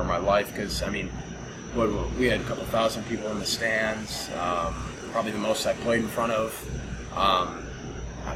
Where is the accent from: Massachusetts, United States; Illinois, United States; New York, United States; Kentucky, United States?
Illinois, United States; Chicago; my hometown, Chicago